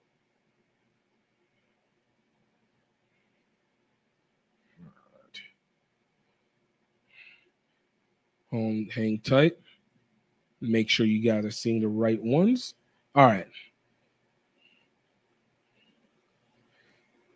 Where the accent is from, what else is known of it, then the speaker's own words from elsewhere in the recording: Nigeria; a Nigerian